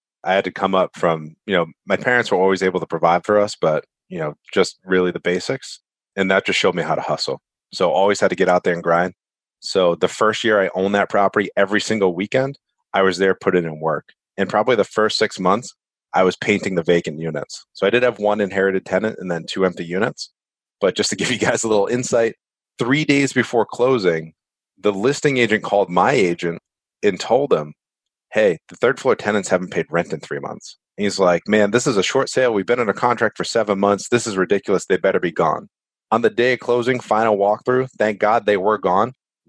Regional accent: East Coast, United States; I'm from the East Coast, so I know the East Coast.

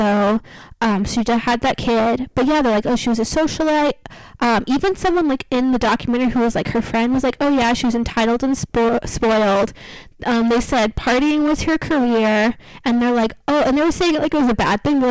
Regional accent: Aspen, Colorado, United States; moved away; my hometown

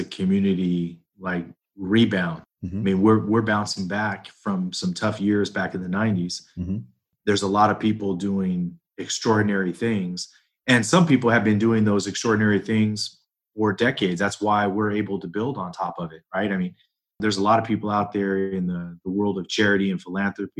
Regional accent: Madera, California, United States; there's no better definition of a hometown than the way I feel about Madera

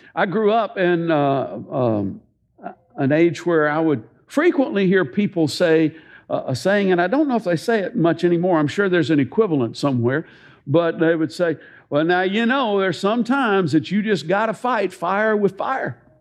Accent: Tennessee, United States; I love being born and raised a Tennessean

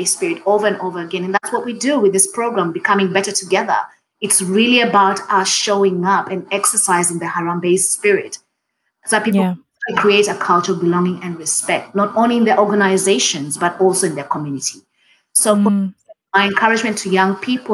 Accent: Kenya; first language Swahili; English is a second language; moved away as an adult; now in Australia; as a Kenyan Australian

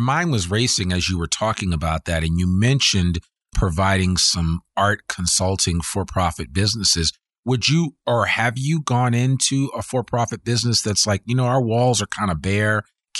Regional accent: Teaneck, New Jersey, United States; he was an art teacher in the public school system that I grew up in Teaneck, New Jersey.

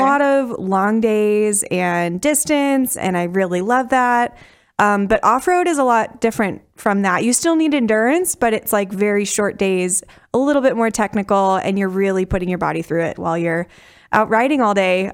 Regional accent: outside of Chicago, Illinois, United States; moved away; I grew up outside of Chicago

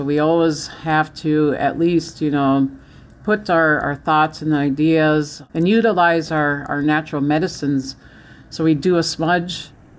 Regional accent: Red Lake, Minnesota, United States; born there; Keweenaw Bay Indian Community, where my dad is from, located in the Upper Peninsula of Michigan, and I was born in Red Lake, Minnesota, where my mom is from.

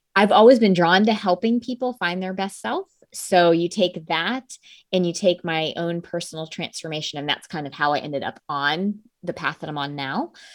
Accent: Connecticut, United States; I grew up in a small town in Connecticut

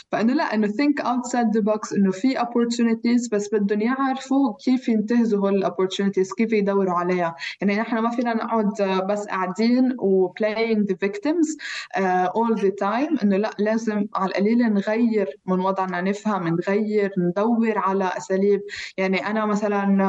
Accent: Lebanon; accent: Palestinian; moved away as an adult; also born or lived in London; now in Geneva, Switzerland; انا لاجئه فلسطينيه من لبنان

